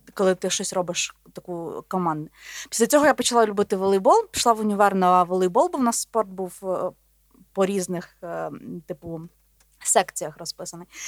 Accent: Volhynia, Volyn Oblast, Ukraine; also born or lived in Podolia; я народилась на Волині. Але я вважаю себе волинянкою і подолянкою, тому що мій батько з Поділля, а мама з Волині.

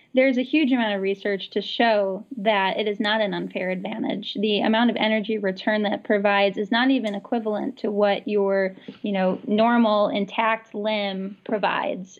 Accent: Great Lakes, United States; also born or lived in Minnesota / Michigan; now in Seattle, United States; growing up in the Great Lakes, being in Minnesota and Michigan.

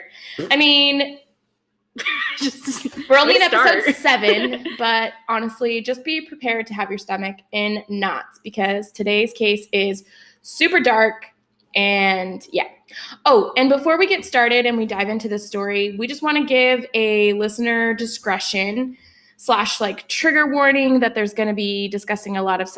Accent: Pacific Northwest, United States; we are sisters from the Pacific Northwest

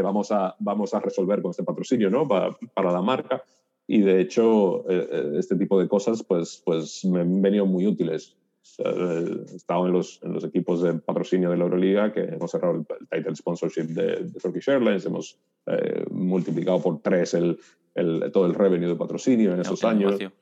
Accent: Dominican Republic; moved away as an adult; now in Spain; yo soy dominicano, nací en el 82 ah, y soy el mayor de, tres hermanos

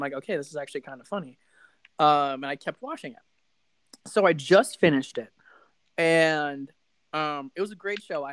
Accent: Las Vegas, Nevada, United States; moved away; I'm from Vegas and like I grew up a big Knights fan.

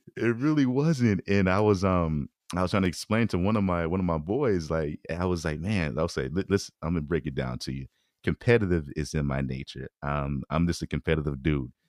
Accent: Bay Area, California, United States; moved away as an adult; I grew up on the peninsula side

